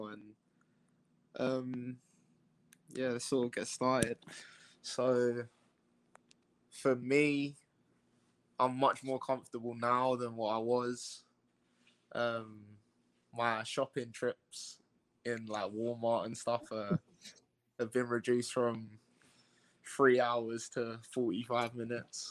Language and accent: English; Loughton, East of England, United Kingdom; moved away as an adult; also born or lived in Harlow; now in Morristown, United States; Born in Harlow, but raised in Loughton.